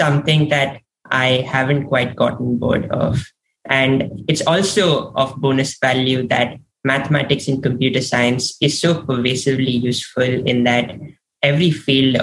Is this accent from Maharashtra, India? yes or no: yes; Mumbai, Maharashtra, India; also born or lived in Stanford, California; now in Edgewater, United States; I am originally from Mumbai, India, and I'm currently in Edgewater, New Jersey